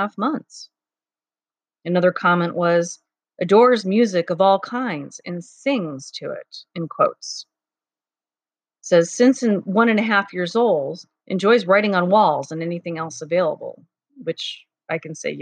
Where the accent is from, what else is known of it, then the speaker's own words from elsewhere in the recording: Cleveland, Ohio, United States; moved away; I grew up in Cleveland, Ohio for the first part of my life